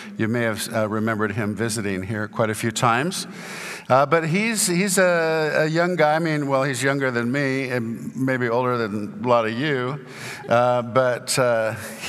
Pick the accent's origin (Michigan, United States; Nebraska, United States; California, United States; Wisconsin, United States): California, United States; Santa Barbara; now in Houston, United States; I grew up in Santa Barbara, California